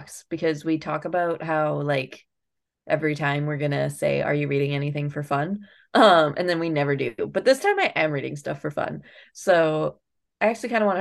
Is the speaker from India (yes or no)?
no; Canada